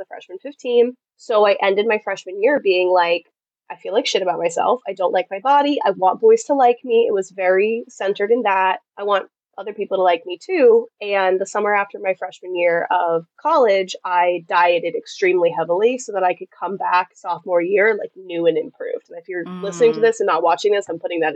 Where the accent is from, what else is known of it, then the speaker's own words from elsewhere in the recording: Massachusetts, United States; moved away as an adult; also born or lived in South Carolina; I'm from Massachusetts, which is very northern United States culture.